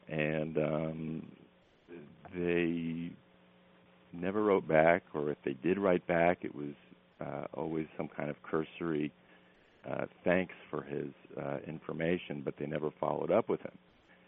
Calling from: North Carolina, United States; I'm calling from North Carolina.

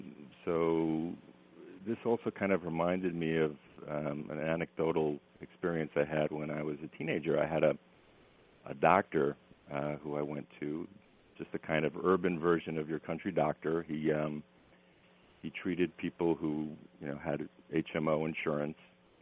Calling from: North Carolina, United States; I'm calling from North Carolina.

